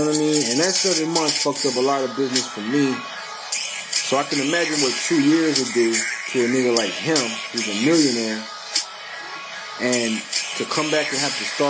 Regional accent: New Orleans, Louisiana, United States; now in Orlando, United States; I'm from New Orleans, repping Orlando

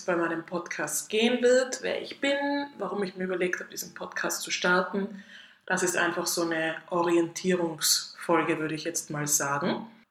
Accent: Tyrol, Austria; moved away as an adult; now in Zurich, Switzerland; ich komme ursprünglich aus Österreich, aus Tirol, wie man wahrscheinlich ein bisschen hört

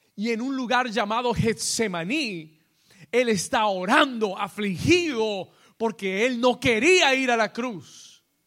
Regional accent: New York, United States; moved away; yo me crié en Nueva York

